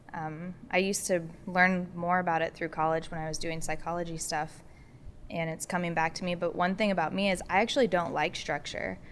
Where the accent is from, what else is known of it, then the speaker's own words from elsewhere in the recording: Warsaw, Indiana, United States; moved away; also born or lived in Muncie, Indiana; I'm from Warsaw, Indiana.